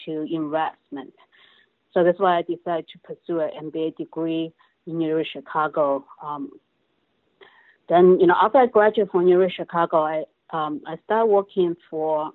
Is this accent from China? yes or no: yes; China; moved away as an adult; now in United States; Originally, I came from China 27 years ago after I graduated from college